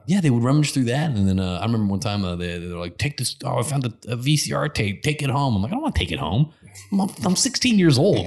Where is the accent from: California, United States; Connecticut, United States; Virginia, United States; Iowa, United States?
Connecticut, United States; I grew up in Connecticut